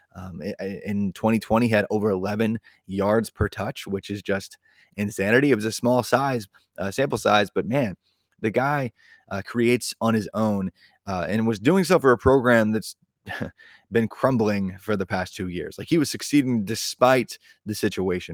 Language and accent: English; Indiana, United States; my home state of Indiana